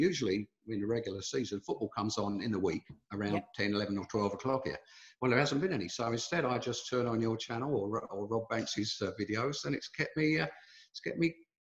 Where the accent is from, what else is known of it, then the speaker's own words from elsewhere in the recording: London, United Kingdom; I was born and I grew up in South London. Well, Surrey it was when I was, you know, I'm an old guy